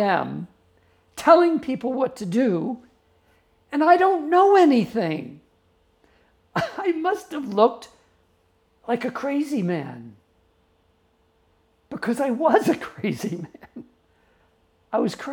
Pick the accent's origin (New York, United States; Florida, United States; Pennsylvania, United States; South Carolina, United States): New York, United States; I grew up in New York